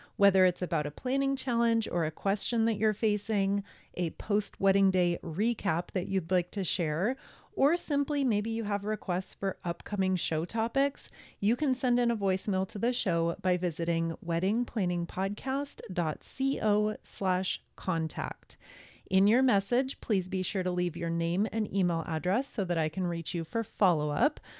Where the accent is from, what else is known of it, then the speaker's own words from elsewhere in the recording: San Diego, California, United States; I'm from San Diego